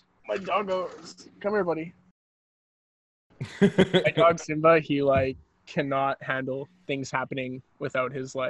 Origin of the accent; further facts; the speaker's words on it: Chilliwack, British Columbia, Canada; also born or lived in Vancouver; Okay, so I was born in Vancouver, and then I lived in a little town called Chilliwack. Yeah, I'd say very early in my childhood, like farm kid. We had sheep.